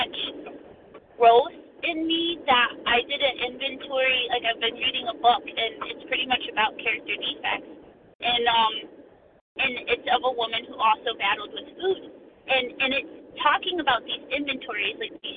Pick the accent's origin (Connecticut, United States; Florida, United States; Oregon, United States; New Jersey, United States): Connecticut, United States; I'm from Connecticut, but I'm traveling through